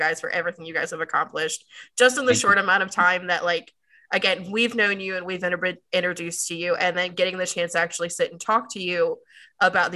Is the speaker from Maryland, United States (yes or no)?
yes; Maryland, United States; now in North Carolina, United States; I grew up in Maryland with Brittany